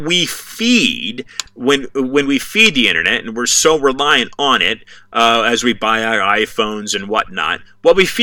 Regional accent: United States; I'm an American.

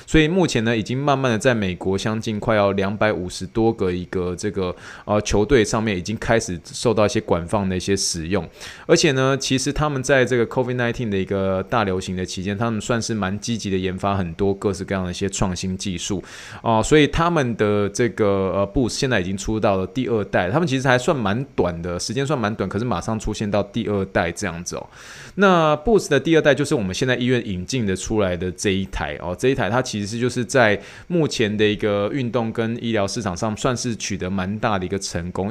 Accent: Taiwan; accent: Taiwanese accent; now in United States; 我的台湾腔

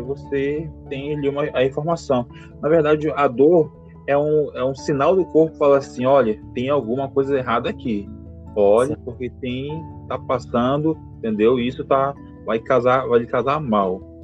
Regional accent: Manaus, Amazonas, Brazil; moved away as an adult; sou natural de Manaus, Amazonas

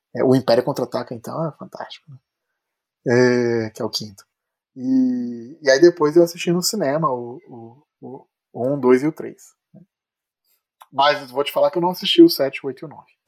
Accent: Brazil; also born or lived in Philadelphia, United States; como bom brasileiro

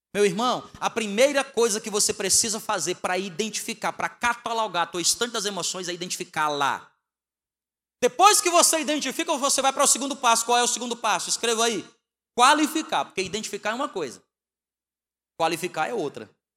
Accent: Northeast Region, Brazil; moved away; also born or lived in Southeast Brazil; Nós somos nordestinos, né? Fomos criados no feijão e na farinha. Então, quando a gente foi morar no Sudeste

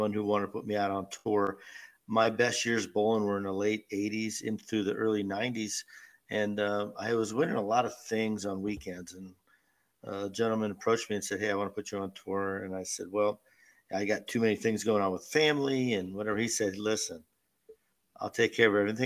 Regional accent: Erie, Pennsylvania, United States; moved away; bowl not only in front of my hometown crowd, but do it in our civic center

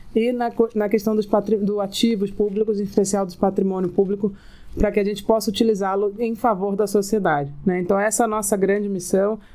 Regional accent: Rio de Janeiro, Brazil; Eu sou carioca, morei quase praticamente a vida inteira no Rio

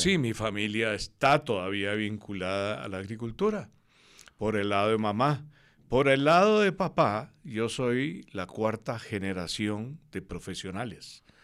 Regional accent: Cartago, Costa Rica; Yo nací en Cartago un 28 de marzo de 1950.

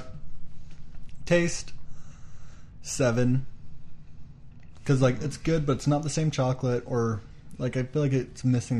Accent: United States; we're American

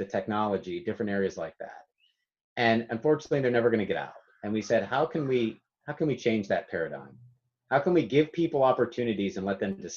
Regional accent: Pittsburgh, Pennsylvania, United States; I was from Pittsburgh, Pennsylvania

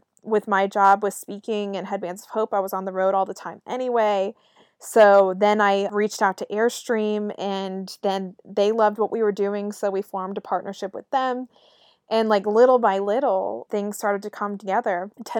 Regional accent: Raleigh, North Carolina, United States; You know, I'm from Raleigh, North Carolina

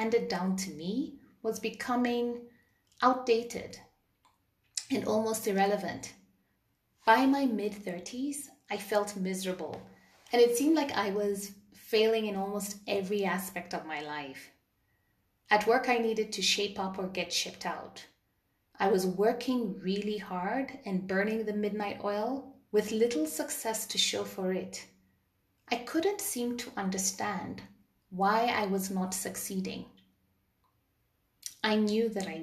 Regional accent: Kenya; I grew up in Kenya in the early 80s

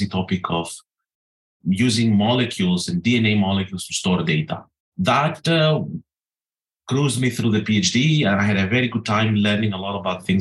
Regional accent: Greece; moved away as an adult; also born or lived in North Carolina, United States; now in Edinburgh, United Kingdom; I grew up as a kid and as a teenager thinking I'm an American trapped in a Greek body

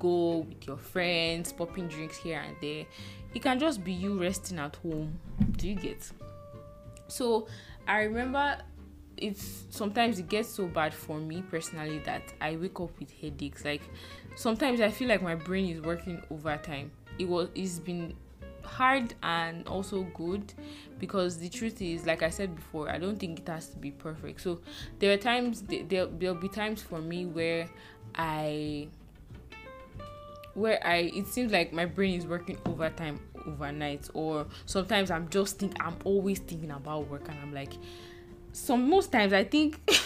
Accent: Nigeria; now in Lagos, Nigeria; as a Nigerian working 9 to 5 in Nigeria

